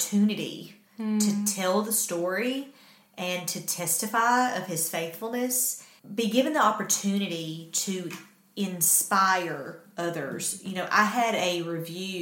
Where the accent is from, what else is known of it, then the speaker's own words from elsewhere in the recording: Huntsville, Alabama, United States; That's my hometown